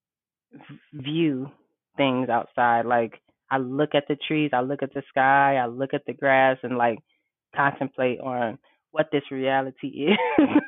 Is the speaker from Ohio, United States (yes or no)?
no; Detroit, Michigan, United States; I was raised in Detroit, went to DPS all my life